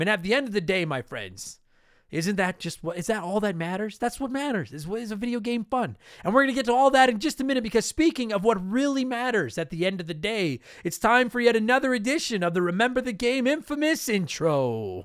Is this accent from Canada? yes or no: yes; Canada; I am a Canadian